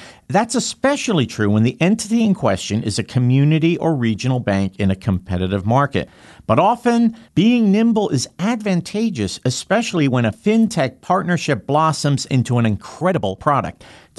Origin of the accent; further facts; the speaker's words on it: New Jersey, United States; my home state, New Jersey